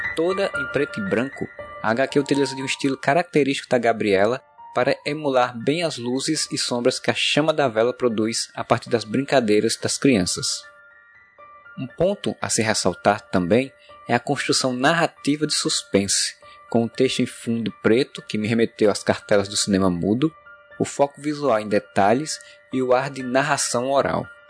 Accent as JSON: {"language": "Portuguese", "town": "Areia", "region": "Paraíba", "country": "Brazil", "tie": "born or raised there", "said": "Quando era criança em Areia, cidade do Brejo Paraibano"}